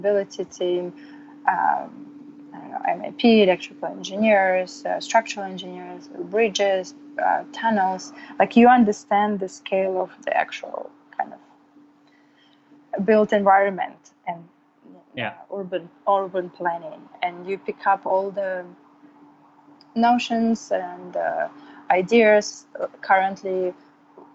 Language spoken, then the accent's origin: English; Samara, Samara Oblast, Russia; moved away as an adult; also born or lived in New York; now in California, United States; I'm from Russia, from the town called Samara. And I moved to New York about 8 years ago to pursue the graduate degree